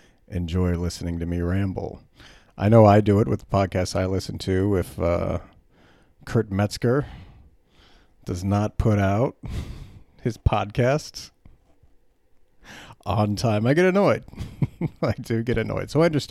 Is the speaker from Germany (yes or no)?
yes; Germany; But I grew up in Germany, and I grew up mostly around Americans, but I was in Europe, and my parents had a lot of German friends